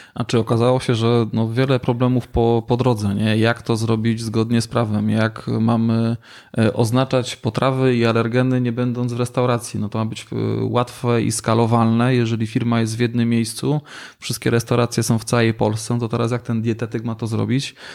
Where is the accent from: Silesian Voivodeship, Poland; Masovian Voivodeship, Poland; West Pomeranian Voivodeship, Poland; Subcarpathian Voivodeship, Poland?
Silesian Voivodeship, Poland; U nas na Śląsku